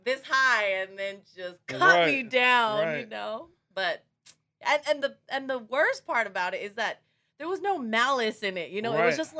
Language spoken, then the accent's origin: English; Samoa; first language Samoan; English is a second language; now in Long Beach, United States; In Samoa, or at least in my generation, we didn't use Us like that because we all spoke Samoan.